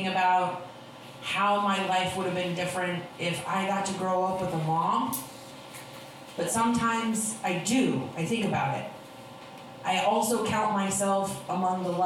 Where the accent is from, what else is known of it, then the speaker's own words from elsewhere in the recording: Oregon, United States; I did grow up in Oregon